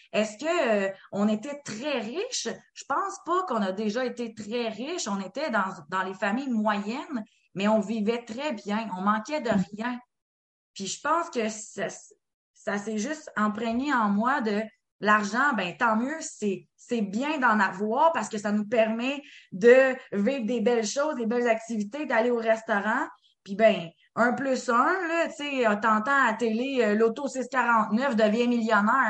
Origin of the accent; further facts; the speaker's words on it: Quebec, Canada; en tant que Québécois